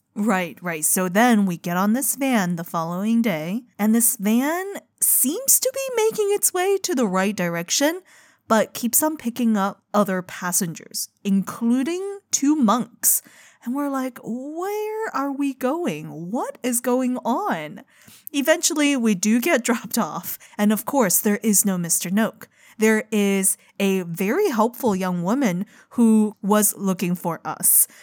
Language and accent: English; China; moved away; growing up in China